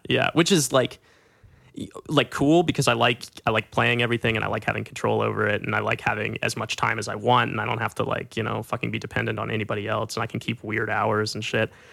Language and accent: English; Little Rock, Arkansas, United States; moved away; my best friends in Little Rock